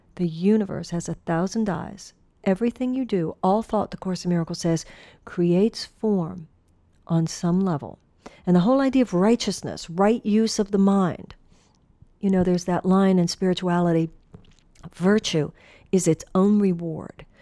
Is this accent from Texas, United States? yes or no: yes; Texas, United States; moved away; I came from the Southwest. I came from Texas